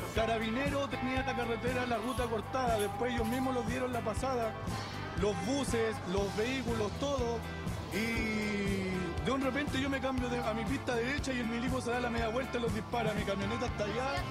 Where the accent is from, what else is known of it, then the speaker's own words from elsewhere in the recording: Curanilahue, Biobío, Chile; soy de Curanilahue. Soy mapuche, sí, soy mapuche